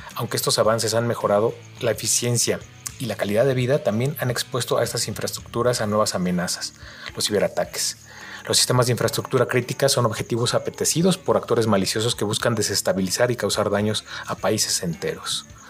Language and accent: Spanish; Mexico; nos involucra a todos como mexicanos